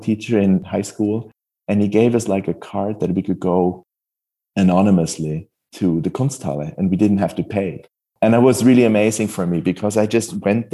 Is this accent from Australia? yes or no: no; Switzerland; moved away as an adult; also born or lived in Basel / Hamburg; now in California, United States; growing up in Switzerland, I had to move to California